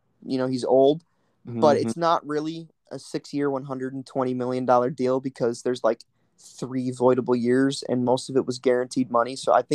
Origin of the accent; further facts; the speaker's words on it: Western New York, United States; we're from Western New York